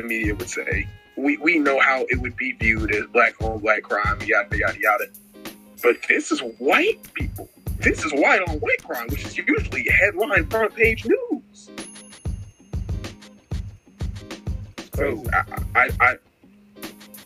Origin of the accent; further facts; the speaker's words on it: Texas, United States; I'm from Texas, so I'm in a very, very light gun control place.